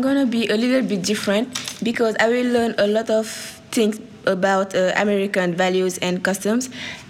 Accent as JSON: {"language": "English", "region": "Dakar", "country": "Senegal", "said": "I came from Dakar and I'm 16 years old."}